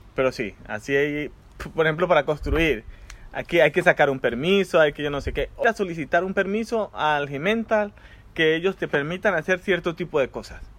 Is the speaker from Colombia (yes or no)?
yes; Colombia; moved away as an adult; also born or lived in Santiago de Chile; now in Netherlands; Yo crecí en Colombia